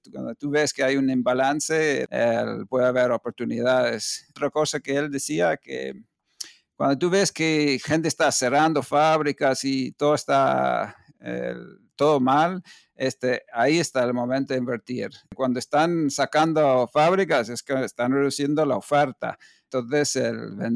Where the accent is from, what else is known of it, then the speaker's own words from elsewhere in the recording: United States; moved away as an adult; now in Spain; nací en Estados Unidos eh, y viví eh, hasta los veintipico años ahí, hasta venir a España en el año 90